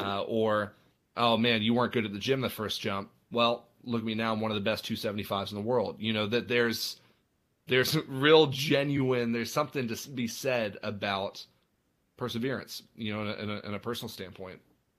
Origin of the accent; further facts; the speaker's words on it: Dublin, Leinster, Ireland; I grew up in Ireland, actually. My parents are missionaries. So I grew up in Dublin.